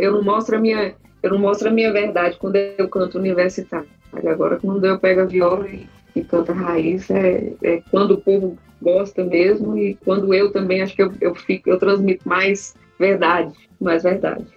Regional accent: Brasília, Federal District, Brazil; also born or lived in Urucuia, Minas Gerais; Eu sou nascida em Brasília

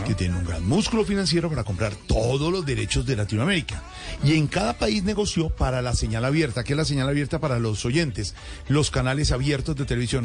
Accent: Bogotá, Colombia; now in Santa Marta, Colombia; yo que soy eh, bogotano costeño, ahora eh, hijo por adopción de Santa Marta

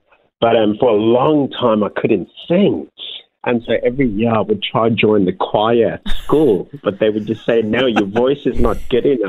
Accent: Cape Town, Western Cape, South Africa; also born or lived in United States; I grew up in South Africa, Cape Town

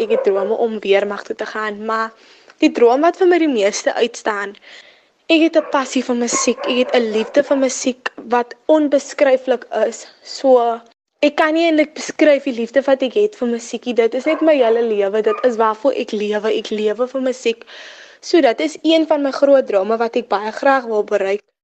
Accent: Paarl, Western Cape, South Africa; ek is afkomstig van Chicago in die Parel

